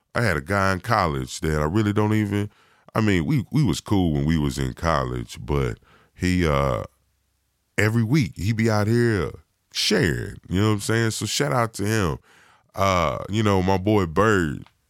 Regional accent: Virginia, United States; moved away; originally, I'm from Virginia

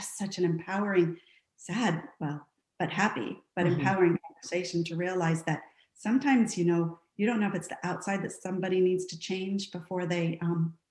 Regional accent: Santa Barbara, California, United States; moved away as an adult; I grew up in Santa Barbara, California, married my high school sweetheart, and have been traveling around the United States for the last 20 years

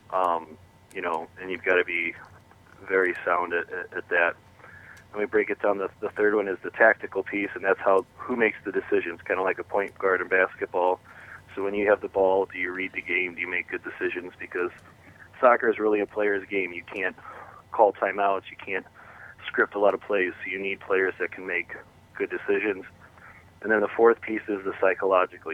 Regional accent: St. Louis, Missouri, United States; moved away as an adult; now in East Lansing, United States; I grew up in St. Louis, Missouri

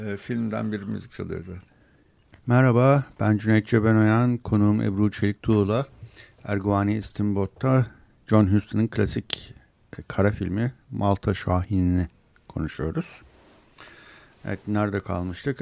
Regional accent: Istanbul, Turkey

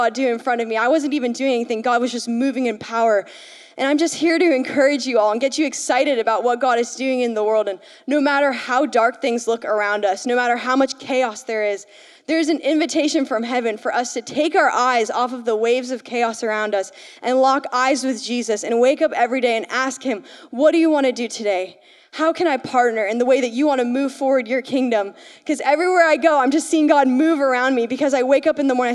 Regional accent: Vermont, United States; I'm from Vermont.

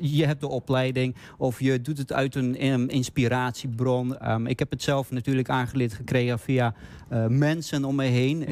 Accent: Bogotá, Bogotá Capital District, Colombia; now in Netherlands; ik ben geboren in Colombia, eh, de hoofdstad Bogota

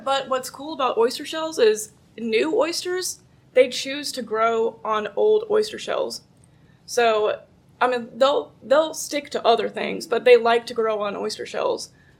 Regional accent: North Carolina, United States; I'm from North Carolina. So in North Carolina, we do a lot of living shoreline work with oysters.

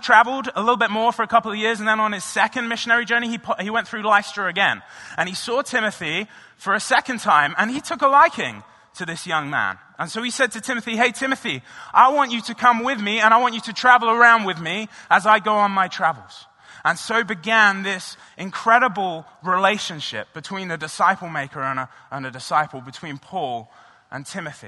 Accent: England, United Kingdom; now in United States; I'm originally from England, and when I was growing up, I played a lot of rugby

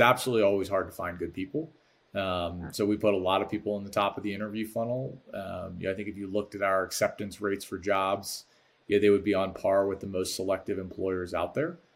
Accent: Baltimore, Maryland, United States; now in Chicago, United States; I'm from Baltimore

